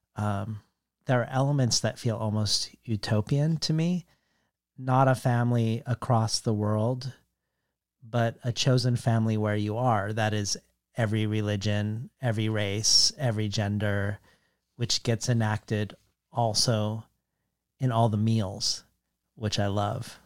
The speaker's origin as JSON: {"language": "English", "region": "Colorado", "country": "United States", "tie": "born or raised there", "said": "growing up in Colorado"}